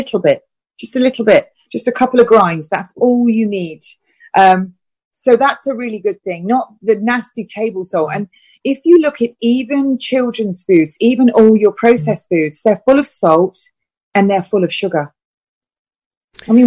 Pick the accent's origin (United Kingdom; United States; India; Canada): United Kingdom; I'm British.